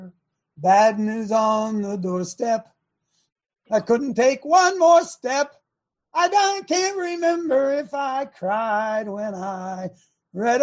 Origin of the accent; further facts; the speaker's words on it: Ohio, United States; I live here. I mean, it's my hometown.